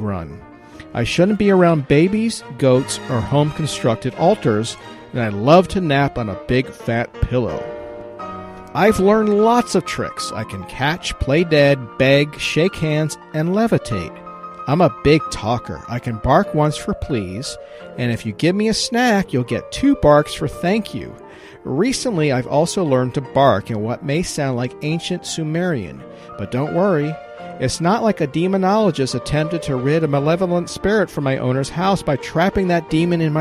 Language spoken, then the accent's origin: English; Virginia, United States; Virginia, my home state